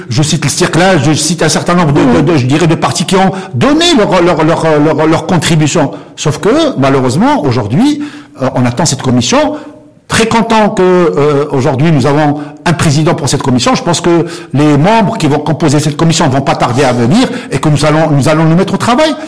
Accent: Morocco; en tant que Marocain

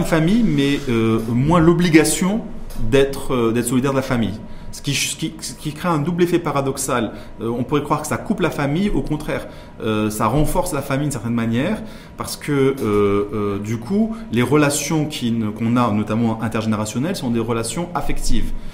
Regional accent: Morocco; en tant que Marocain

